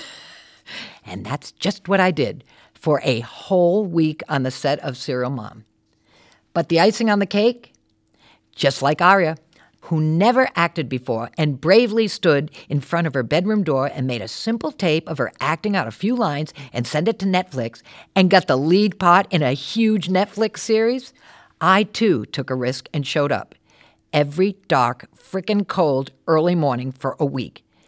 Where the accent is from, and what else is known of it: Warwick, Rhode Island, United States; born or raised there; moved away as an adult; also born or lived in New York City